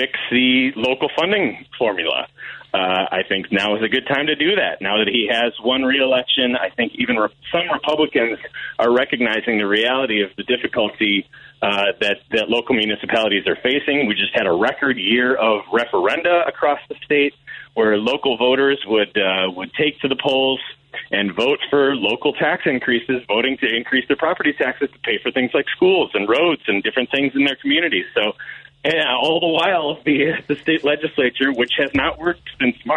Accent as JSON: {"language": "English", "town": "Milwaukee", "region": "Wisconsin", "country": "United States", "tie": "born or raised there", "said": "my hometown Milwaukee"}